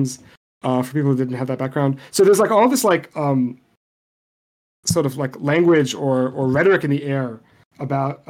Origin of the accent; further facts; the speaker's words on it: Beirut, Beirut Governorate, Lebanon; first language Arabic; English is a second language; I grew up in Beirut, and I learned Arabic before I learned English. Like, it's my native language.